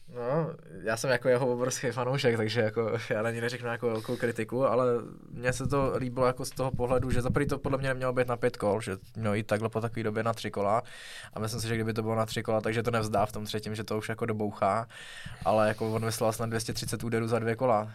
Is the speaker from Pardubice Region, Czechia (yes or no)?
yes; Pardubice, Pardubice Region, Czechia; já jsem z Pardubic